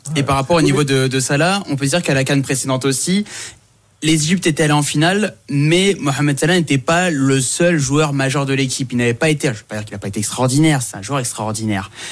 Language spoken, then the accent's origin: French; Saint-Denis, Île-de-France, France; also born or lived in Comoros; moi je viens de Saint-Denis